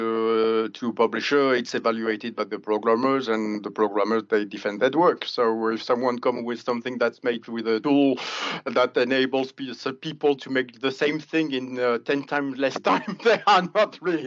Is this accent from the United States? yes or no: no; France; English is a second language; the last town was actually my hometown